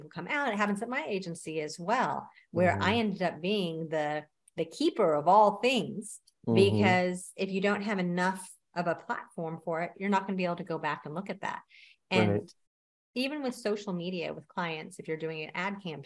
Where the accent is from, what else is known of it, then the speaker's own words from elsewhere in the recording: Texas, United States; I'm also from Texas